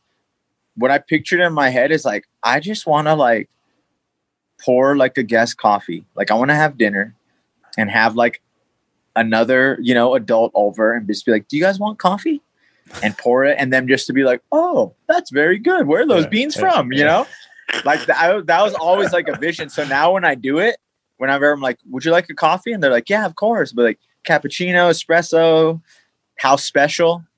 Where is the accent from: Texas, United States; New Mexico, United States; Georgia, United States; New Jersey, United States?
New Mexico, United States; moved away; we're all from New Mexico